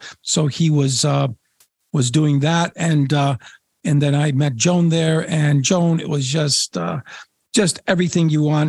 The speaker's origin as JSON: {"language": "English", "country": "Poland", "tie": "born or raised there", "also_born_or_lived": "Washington, D.C., United States", "said": "I was from Washington, D.C. at the time, and talked about Atlantic salmon and my trips when I was a little boy. And I caught my first Atlantic salmon when I was 9, living in Poland on our farm off the Baltic Sea."}